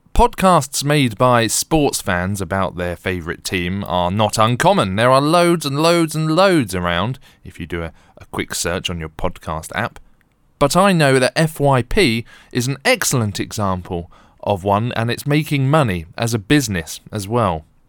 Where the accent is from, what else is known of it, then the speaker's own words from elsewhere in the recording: Bromley and Croydon area, London, United Kingdom; moved away as an adult; I grew up in the Bromley and Croydon area